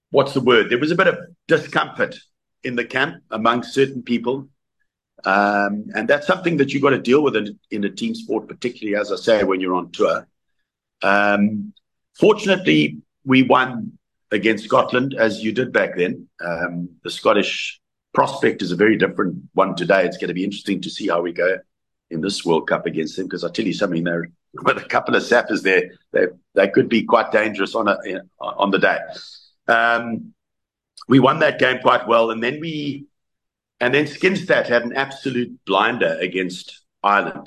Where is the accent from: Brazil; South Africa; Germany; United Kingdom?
South Africa; also born or lived in Canada; growing up in South Africa